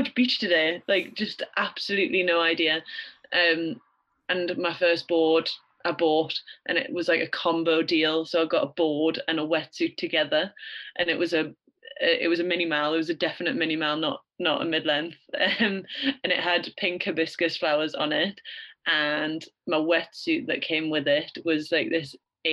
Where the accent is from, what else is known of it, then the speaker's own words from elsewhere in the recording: Greenside, North East England, United Kingdom; also born or lived in Australia; So I grew up near Newcastle, a place called Greenside. You probably won't have heard of it unless you're from Gateshead. But it's in Gateshead, not Newcastle, so south of the river.